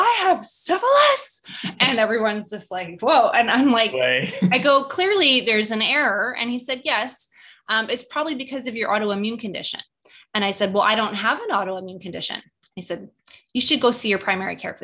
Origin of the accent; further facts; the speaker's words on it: Canada; moved away as an adult; now in United States; I'm Canadian, when we were immigrating to the US and getting our green cards